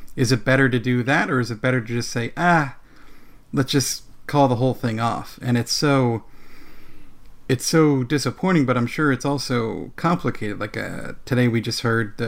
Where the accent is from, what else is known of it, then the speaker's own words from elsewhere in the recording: New Jersey, United States; I grew up in New Jersey